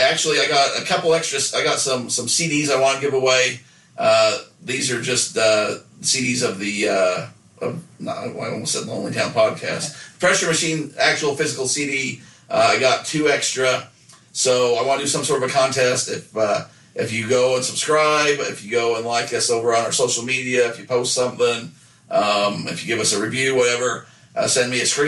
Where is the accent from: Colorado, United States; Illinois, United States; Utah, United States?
Utah, United States; Nephi; I definitely do. I did it at the time, but after I left Nephi and went to some other places and saw some other things, I do think it was a bit of a bubble